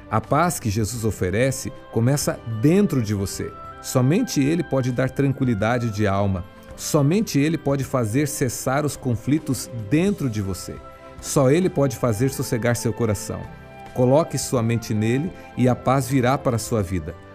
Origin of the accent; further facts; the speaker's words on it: Brazil; Muitas vezes, gostamos de ressaltar nossa condição enquanto brasileiros de pessoas pacíficas, vivendo em um país pacífico.